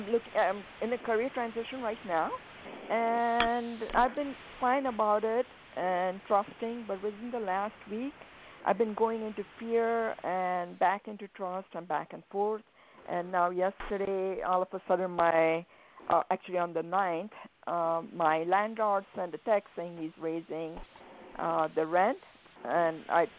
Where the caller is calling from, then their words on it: Phoenix, Arizona, United States; I'm calling from Phoenix, Arizona.